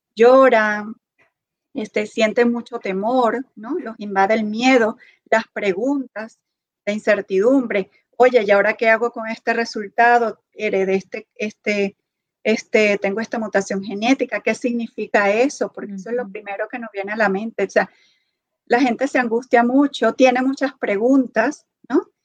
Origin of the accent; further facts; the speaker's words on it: Venezuela; moved away as an adult; now in Kansas, United States; soy venezolana, estudié medicina en Venezuela. tengo pocos años acá en Estados Unidos